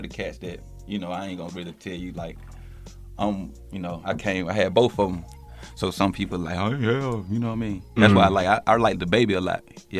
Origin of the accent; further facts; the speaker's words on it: Covington, Georgia, United States; also born or lived in Harvey, Illinois; I'm from Covington, Georgia. I was born in, you know, Harvey, Illinois, in Chicago.